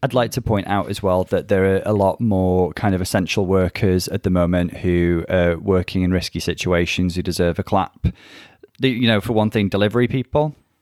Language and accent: English; United Kingdom; I originate from the U K. We both reside here.